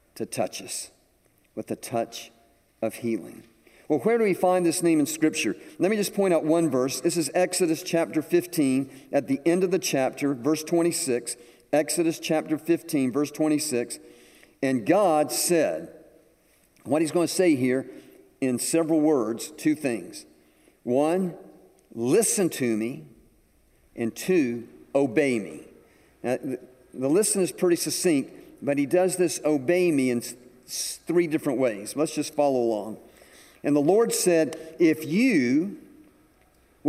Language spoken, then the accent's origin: English; Atlanta, Georgia, United States; moved away as an adult; now in South Carolina, United States; I was from Georgia. I was from Atlanta.